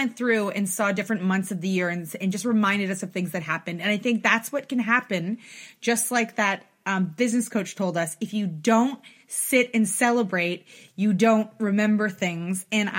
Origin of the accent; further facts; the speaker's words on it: Toronto, Ontario, Canada; we come from Toronto and we come from Canada